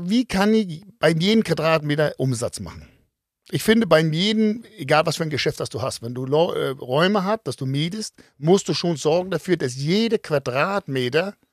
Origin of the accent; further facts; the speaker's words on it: Denmark; accent: Danish; German is a second language; Und äh, fand mein Dialekt mit dem Dänstolz so ein bisschen lustig.